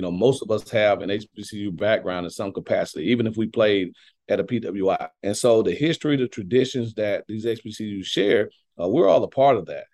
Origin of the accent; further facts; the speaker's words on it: Quincy, Florida, United States; moved away as an adult; also born or lived in Clemson, South Carolina; I grew up twenty minutes away from here